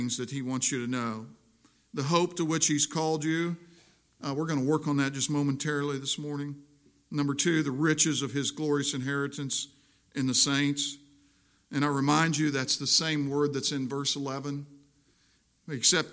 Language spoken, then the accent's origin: English; Missouri, United States; also born or lived in South Jersey; I'm from Missouri